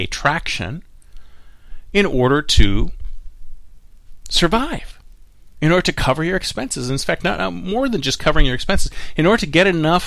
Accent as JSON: {"language": "English", "town": "Toronto", "region": "Ontario", "country": "Canada", "tie": "born or raised there", "moved": "yes", "lives_now": "Silicon Valley, United States", "said": "here in my hometown of Toronto"}